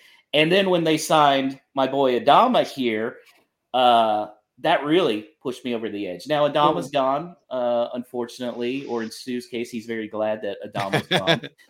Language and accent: English; United States; But there's also a lot of Americans like me